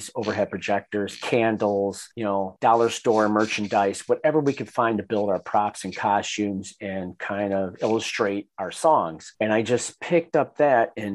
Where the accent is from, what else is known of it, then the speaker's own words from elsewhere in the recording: Detroit, Michigan, United States; growing up in Detroit